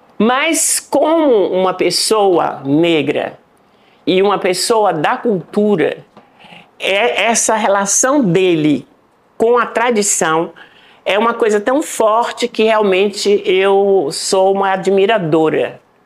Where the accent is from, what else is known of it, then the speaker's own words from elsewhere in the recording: Salvador, Bahia, Brazil; moved away as an adult; also born or lived in Berkeley / New York; É, nasci em Salvador, Bahia.